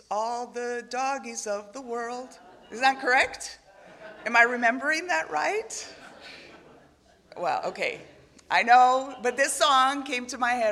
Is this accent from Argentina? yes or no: yes; Argentina; now in Uruguay; I didn't, I didn't grow up in the United States, I grew up in Argentina, now serving in Uruguay.